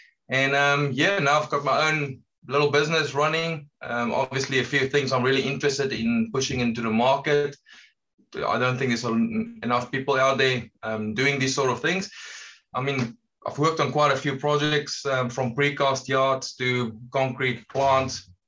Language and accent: English; South Africa; from South Africa, you can hear from my accent